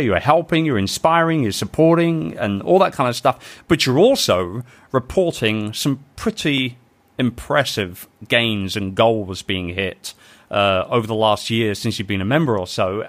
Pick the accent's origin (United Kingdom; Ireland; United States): United Kingdom; We are British